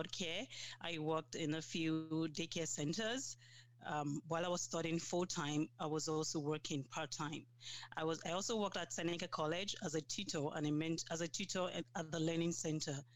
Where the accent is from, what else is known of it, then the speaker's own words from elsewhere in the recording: Nigeria; moved away as an adult; now in Sudbury, Canada; I'm from Nigeria. I came to Canada 5 years ago.